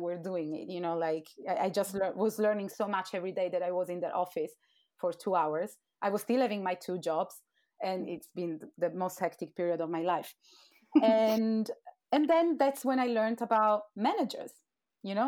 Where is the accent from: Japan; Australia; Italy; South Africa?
Italy; Turin, Piedmont; moved away as an adult; now in London, United Kingdom; I'm from Torino in northwest of Italy.